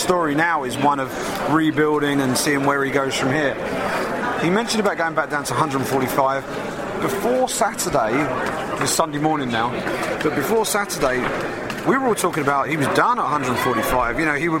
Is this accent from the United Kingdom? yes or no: yes; England, United Kingdom; I'm an English journalist.